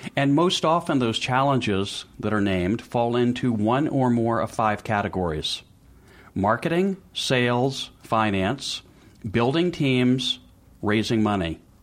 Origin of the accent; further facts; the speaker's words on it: Memphis, Tennessee, United States; moved away as an adult; now in Boston, United States; I was born in Memphis, Tennessee